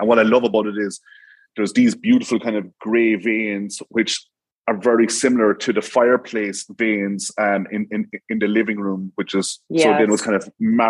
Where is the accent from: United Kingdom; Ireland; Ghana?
Ireland; Munster; And it's mad. I'm from Tipperary. So like Savvy Kitchens, they're from Tipperary. Soul Energy Solutions, they're from Tipperary. I brought them down from Tip to Cork to get these things done.